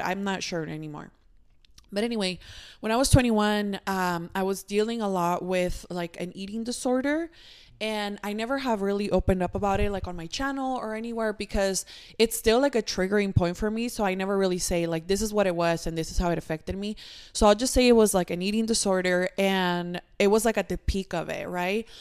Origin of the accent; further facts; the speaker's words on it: Mexico; moved away; when I was little, I grew up in Mexico